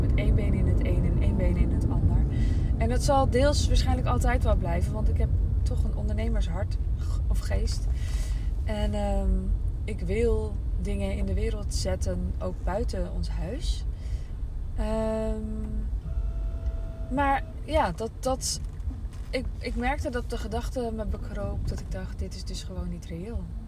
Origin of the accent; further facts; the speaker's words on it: Amsterdam, North Holland, Netherlands; moved away as an adult; Ik kwam uit Amsterdam